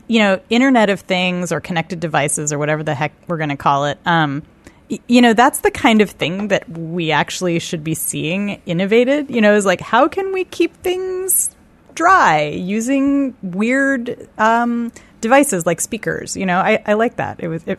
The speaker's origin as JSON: {"language": "English", "region": "California", "country": "United States", "tie": "born or raised there", "said": "Yeah, I grew up in California, so I was like, \"What? Right. What is this indoor pool that you speak of?\""}